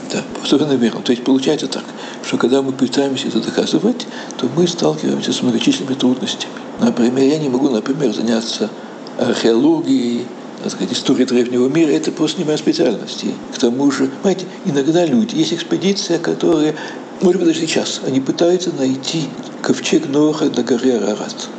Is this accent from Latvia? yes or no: yes; Riga, Latvia; moved away as an adult; now in Jerusalem, Israel; как еврей в Латвии